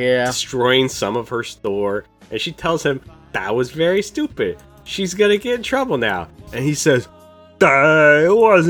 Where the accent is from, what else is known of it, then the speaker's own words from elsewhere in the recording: North Dakota, United States; born there; Born in North Dakota. Can you not hear it in my accent?